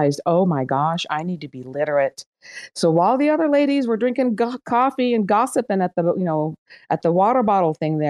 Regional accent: Iran; English is a second language; now in United States; I'm Iranian. I was born in Iran. My family left and came to the United States

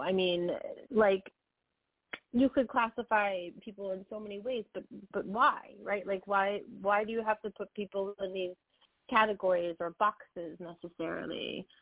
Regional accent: United States; we're both American born and American raised

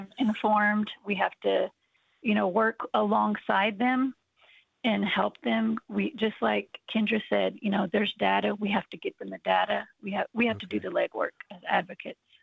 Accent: Oklahoma, United States; I am from Oklahoma

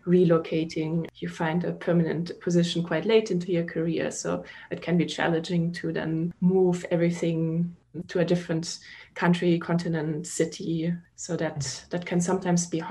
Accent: Munich, Bavaria, Germany; moved away as an adult; now in Austin, United States; I'm from Munich. Munich, Bavaria.

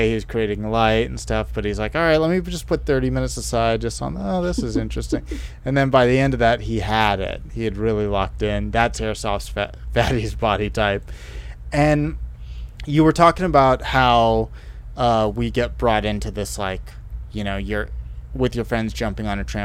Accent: Silicon Valley, California, United States; I'm from Silicon Valley

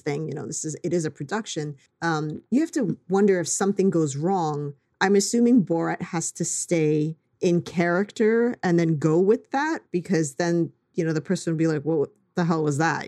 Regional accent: New York, United States; as a New Yorker

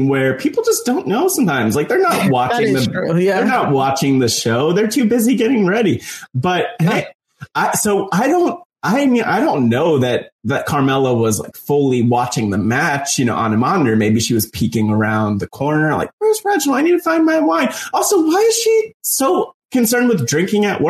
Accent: New Jersey, United States; growing up in North Jersey indie wrestling scene

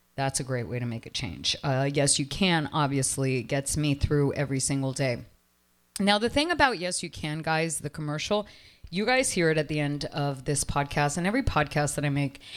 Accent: Toronto, Ontario, Canada; now in Miami, United States; I come from Toronto

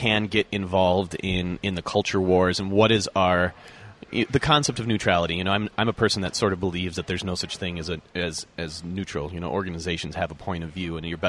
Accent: Minneapolis, Minnesota, United States; moved away as an adult; also born or lived in Iron Mountain, Michigan / Seattle; now in Salt Lake City, United States; I grew up for the first 25, 30 years of my life in Minneapolis, St. Paul

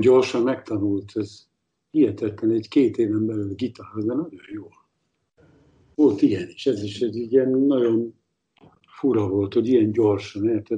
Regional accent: Salgótarján, Nógrád, Hungary; moved away as an adult; now in Berlin, Germany; az én Salgóteremből jövök

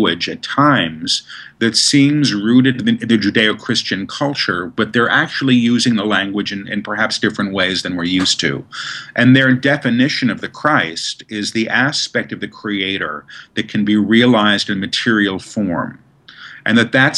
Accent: New York City, New York, United States; I grew up in New York. We didn't do that in Manhattan.

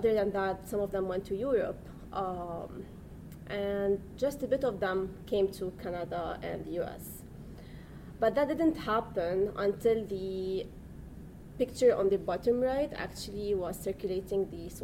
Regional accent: Lebanon; moved away; I'm from Lebanon

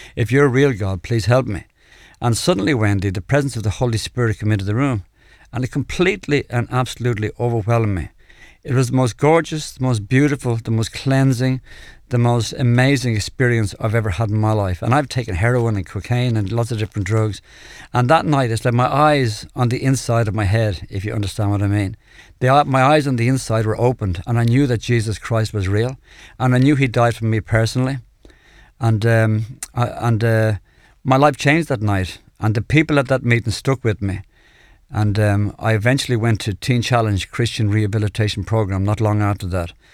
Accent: Dublin, Leinster, Ireland; I come from Clontarf in Dublin, uh, a middle-class family

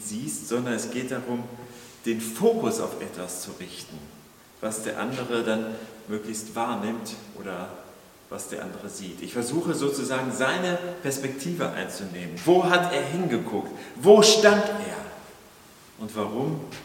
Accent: Kiel, Schleswig-Holstein, Germany; für uns als, als Kieler, so Küstenbewohner

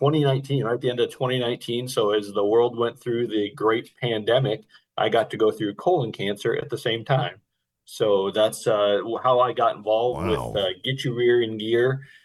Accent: North Dakota, United States; now in Charlotte, United States; right? So local here to Charlotte. I'm originally from North Dakota

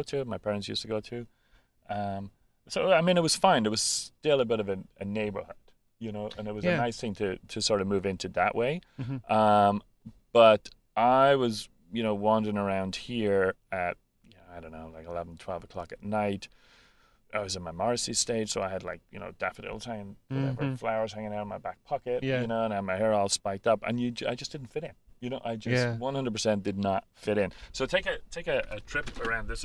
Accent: Dublin, Leinster, Ireland; moved away as an adult; now in Canada; I grew up in Dublin. So I was about 19 when I came here

